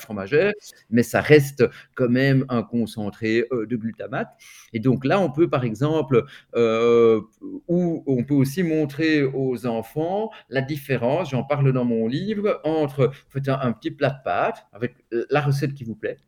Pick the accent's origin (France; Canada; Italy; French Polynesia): Italy; Milan, Lombardy; moved away; je suis né à Milan